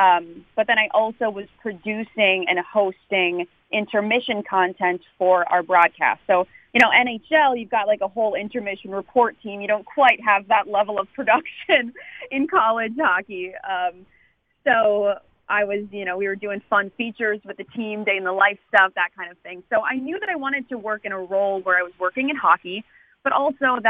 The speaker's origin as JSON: {"language": "English", "town": "St. Cloud", "region": "Minnesota", "country": "United States", "tie": "born or raised there", "moved": "yes", "lives_now": "Washington, United States", "said": "I am born and raised in St. Cloud, Minnesota"}